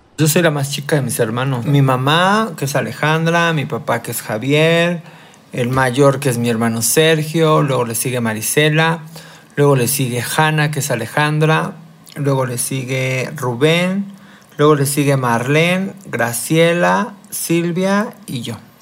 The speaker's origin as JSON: {"language": "Spanish", "region": "Mexico City", "country": "Mexico", "tie": "born or raised there", "said": "nací aquí en la Ciudad de México en 1974"}